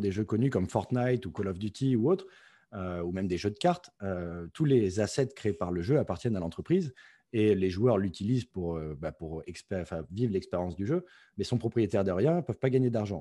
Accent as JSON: {"language": "French", "region": "Provence-Alpes-Côte d'Azur", "country": "France", "tie": "born or raised there", "said": "je suis français originaire du sud-est de la France, euh, euh, dans les Alpes-Maritimes"}